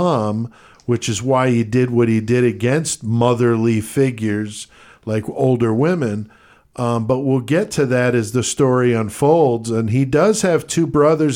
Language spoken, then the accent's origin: English; Connecticut, United States; I grew up there.